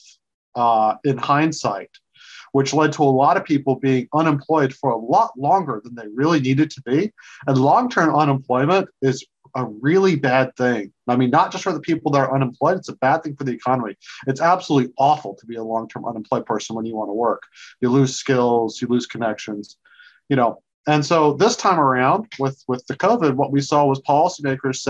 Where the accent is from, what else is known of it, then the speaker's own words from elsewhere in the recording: South Georgia, United States; moved away as an adult; now in Washington, D.C., United States; I grew up in South Georgia